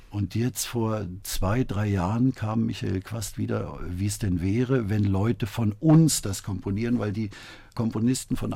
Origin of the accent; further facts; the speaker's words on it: Frankfurt, Hesse, Germany; nächstes Jahr auch für mich persönlich als Frankfurter war es irgendwie auch